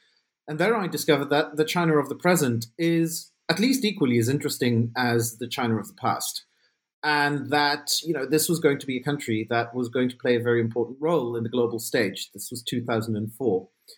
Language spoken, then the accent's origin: English; Belgium; And I grew up in Belgium in a fairly small town. And I really wanted to sort of broaden my horizons and figure out, you know, what's beyond my little town.